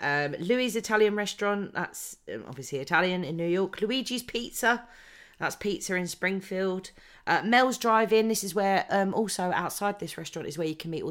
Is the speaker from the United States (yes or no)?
no; United Kingdom; because we are British